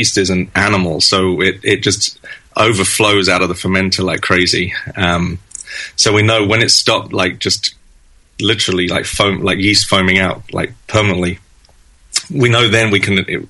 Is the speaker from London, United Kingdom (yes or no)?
yes; London, United Kingdom; moved away as an adult; now in United States; Yes, I was born in London, in West London, and I lived there in that sort of area until 2004. I moved here in 2004, and originally just to do a 2-year transfer with work, and then move back.